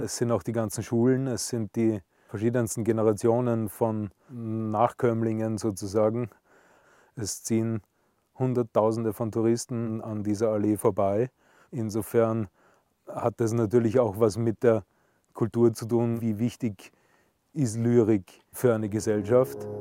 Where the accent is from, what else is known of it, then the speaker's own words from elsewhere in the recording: Salzburg, Austria; als gebürtiger Salzburger